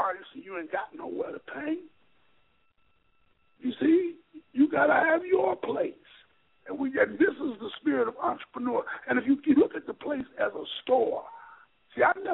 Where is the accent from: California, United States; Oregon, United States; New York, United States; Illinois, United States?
Illinois, United States; Chicago; I grew up in Chicago. I grew up in the Lawndale community. I'm from the West Side